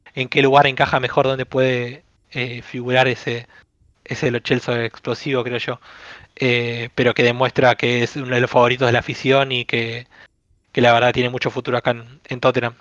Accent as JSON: {"language": "Spanish", "town": "Avellaneda", "region": "Buenos Aires Province", "country": "Argentina", "said": "soy de Buenos Aires, de, Avellaneda, donde es independiente Racing. Acá es una ciudad donde se vive el fútbol a pleno"}